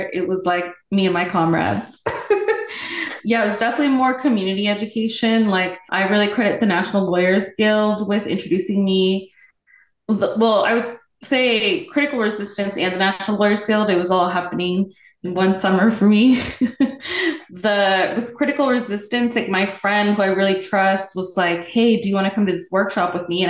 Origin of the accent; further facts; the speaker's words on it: Bay Area, California, United States; I am from the Bay Area, and my parents are Salvadoran asylum seekers who moved to the Bay Area during the Salvadoran Civil War in the 80s.